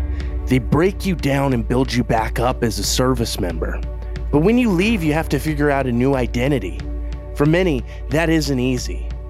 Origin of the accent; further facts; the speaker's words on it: San Antonio, Texas, United States; my hometown of San Antonio